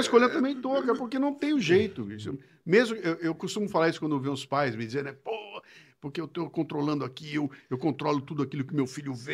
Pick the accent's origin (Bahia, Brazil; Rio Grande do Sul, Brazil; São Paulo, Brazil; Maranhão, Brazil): São Paulo, Brazil; Bauru; accent: interior de São Paulo; moved away as an adult; now in São Paulo, Brazil; Eu sou nasci em Bauru, morei em Bauru até os 18 anos de idade.